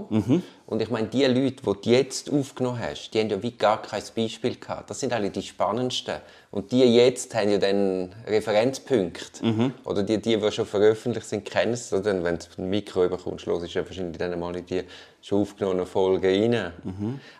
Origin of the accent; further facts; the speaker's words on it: Tuscany, Italy; ja, ich komme aus der Toskana.